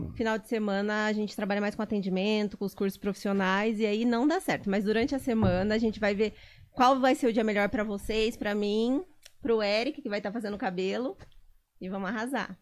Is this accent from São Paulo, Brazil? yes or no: yes; Botucatu, São Paulo, Brazil; also born or lived in Pirajuí; Eu sou de Pirajuí.